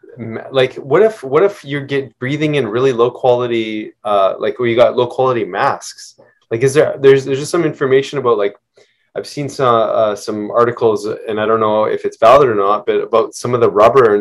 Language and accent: English; Okanagan, British Columbia, Canada; I grew up in the Okanagan